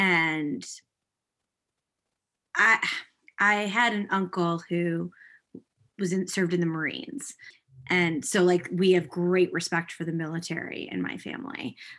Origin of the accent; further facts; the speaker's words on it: United States; now in Canada; I am an American